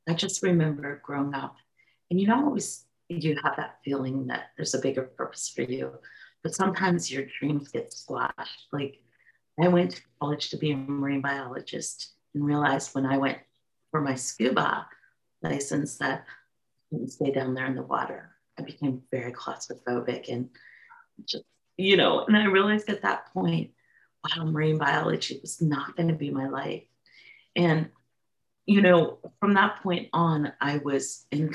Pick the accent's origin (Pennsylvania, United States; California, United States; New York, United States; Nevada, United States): Pennsylvania, United States; Pittsburgh; I live here in my hometown of Pittsburgh, where most of my family is